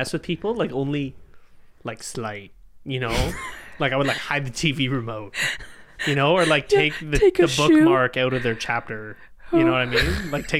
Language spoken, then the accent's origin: English; Canada; We're Canadian. We don't have guns.